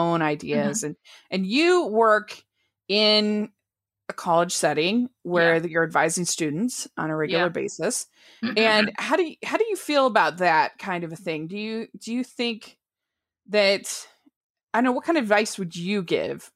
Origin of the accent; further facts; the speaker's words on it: Utah, United States; I'm from Utah